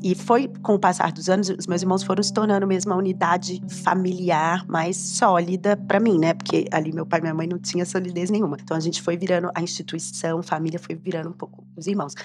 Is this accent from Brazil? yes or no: yes; Belo Horizonte, Minas Gerais, Brazil; nesse estado de Belo Horizonte, onde eu cresci